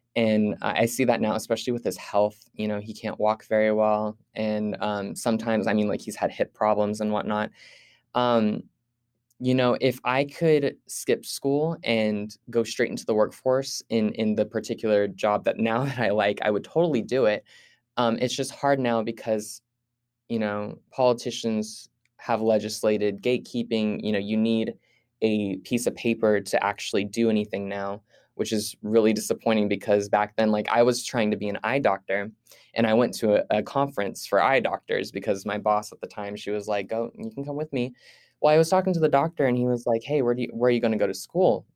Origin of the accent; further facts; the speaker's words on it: Fresno, California, United States; also born or lived in Visalia, California; I was born in Visalia, California, and moved to Fresno, California as a child.